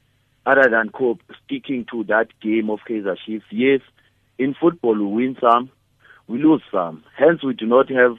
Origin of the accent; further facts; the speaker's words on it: KwaZulu-Natal, South Africa; as a KZN guy